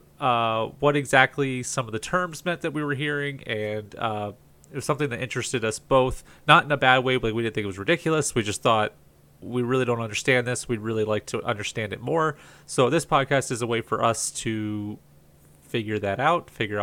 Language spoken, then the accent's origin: English; Southern Florida, United States; I grew up in Southern Florida